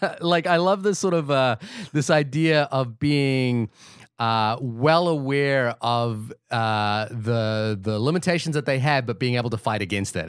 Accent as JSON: {"language": "English", "country": "Fiji", "said": "I'm from the Pacific Islands. You know, I was born in Fiji"}